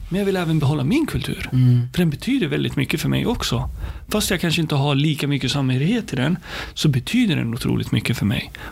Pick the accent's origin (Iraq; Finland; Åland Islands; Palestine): Palestine; now in Sweden; jag är stolt över att både vara arab, muslim och, och, och komma från Palestina.